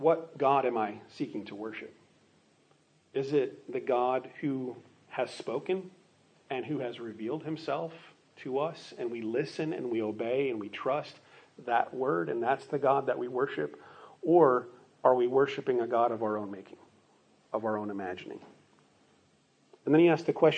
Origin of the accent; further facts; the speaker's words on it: Phoenix, Arizona, United States; I grew up in Phoenix, Arizona